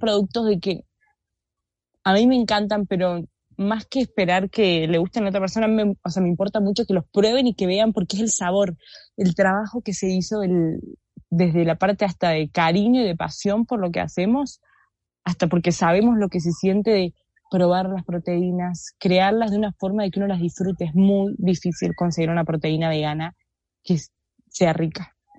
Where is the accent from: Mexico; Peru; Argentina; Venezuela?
Argentina; soy argentina